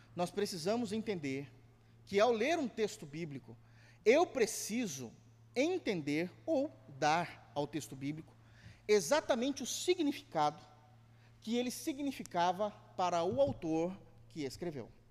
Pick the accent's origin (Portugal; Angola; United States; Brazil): Brazil; nós brasileiros